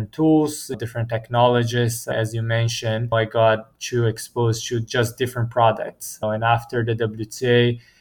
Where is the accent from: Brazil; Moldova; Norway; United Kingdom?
Brazil; moved away as an adult; now in United States; I'm from Brazil originally. Grew up playing tennis